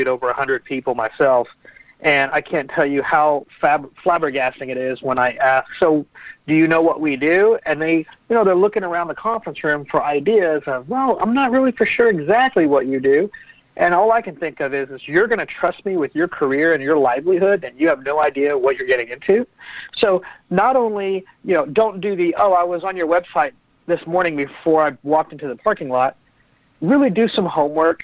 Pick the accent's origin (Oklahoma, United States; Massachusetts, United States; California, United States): Oklahoma, United States; Oklahoma City; I'm from Oklahoma City, and I grew a tech company